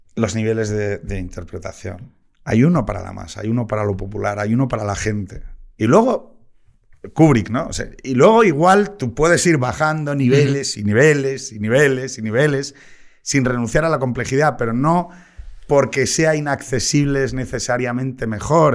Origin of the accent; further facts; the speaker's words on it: Gijón, Asturias, Spain; Yo soy de Gijón